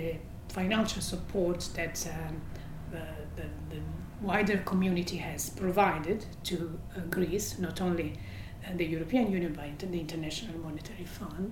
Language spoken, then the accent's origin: English; Italy; moved away as an adult; also born or lived in Belgium / United Kingdom; I'm an Italian citizen who has studied abroad